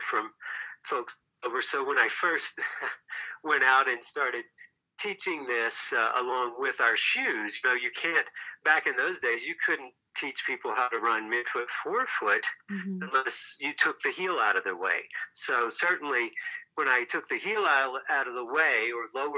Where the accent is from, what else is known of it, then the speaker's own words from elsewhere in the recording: Tennessee, United States; moved away as an adult; also born or lived in Aspen, Colorado; now in Boulder, United States; I was a ski bum from Tennessee